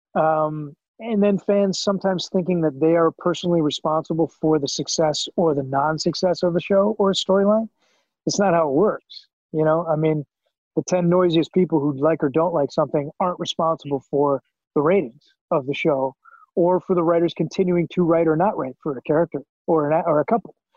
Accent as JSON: {"language": "English", "country": "Canada", "moved": "as an adult", "lives_now": "United States", "said": "as a Canadian actor who didn't know anybody"}